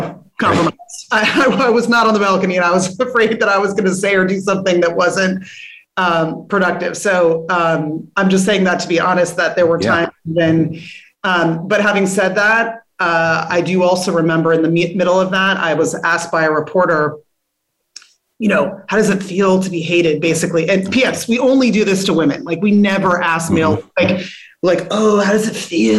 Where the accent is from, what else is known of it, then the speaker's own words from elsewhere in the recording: California, United States; moved away as an adult; also born or lived in Newark; I'm from California, lived 3,000 miles away from my growing up family for almost 20 years